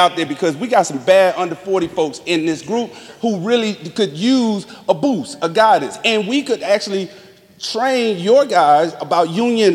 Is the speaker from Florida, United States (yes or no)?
yes; Miami, Florida, United States; I'm from Miami